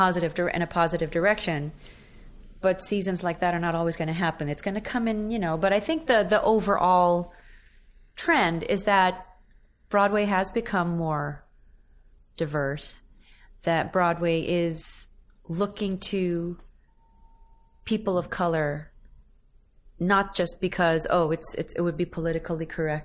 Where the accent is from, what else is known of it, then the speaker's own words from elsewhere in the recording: Philippines; I mean, I come from an island nation. I come from the Philippines.